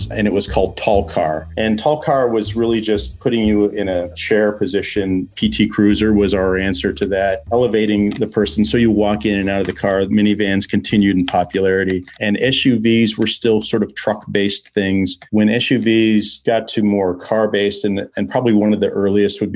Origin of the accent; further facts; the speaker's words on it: Portland, Oregon, United States; I grew up in the Portland, Oregon area